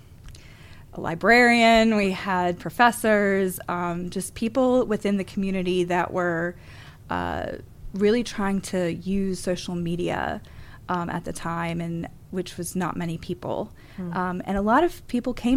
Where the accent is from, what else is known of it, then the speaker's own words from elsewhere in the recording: Jackson, Mississippi, United States; also born or lived in Newark, Delaware / Tallahassee, Florida; moved here to Mississippi when I was 12. So even though I wasn't born here, I'm a Mississippian